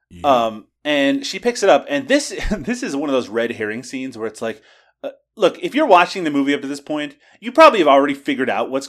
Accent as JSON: {"language": "English", "region": "Newfoundland and Labrador", "country": "Canada", "said": "I from Newfoundland"}